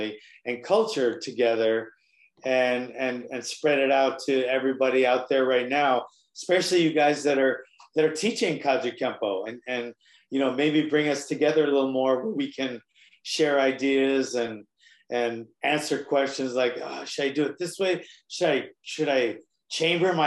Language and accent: English; Hawaii, United States; now in mainland United States; I'm here, I'm on the mainland, I'm from Hawaii